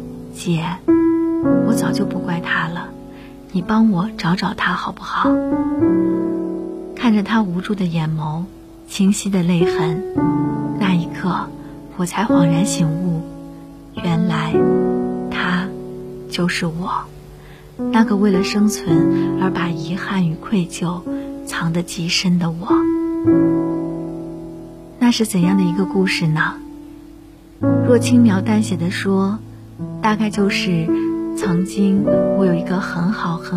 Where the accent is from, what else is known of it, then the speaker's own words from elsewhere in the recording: Changsha, Hunan, China; 梦里，我三十岁了，回到了我的故乡长沙，还是孑然一身，在一个中学附近开了一家洋溢着浓烈文艺气息的小书吧。